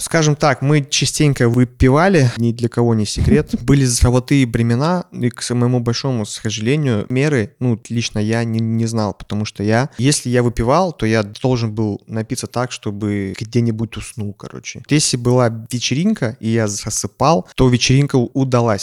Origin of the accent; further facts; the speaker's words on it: Kazakhstan; я вырос э, в Казахстане